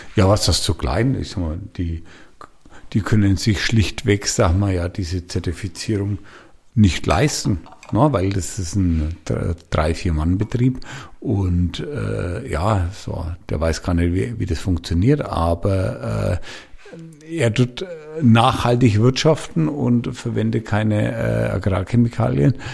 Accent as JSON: {"language": "German", "area": "Franconia", "region": "Bavaria", "country": "Germany", "said": "ich bin Franke"}